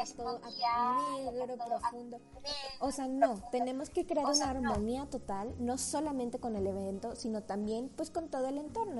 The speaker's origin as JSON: {"language": "Spanish", "country": "Mexico", "said": "como mexicanos"}